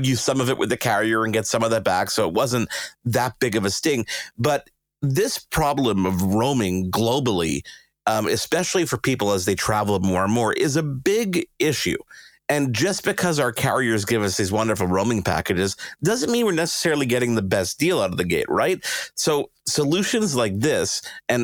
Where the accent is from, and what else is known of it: Canada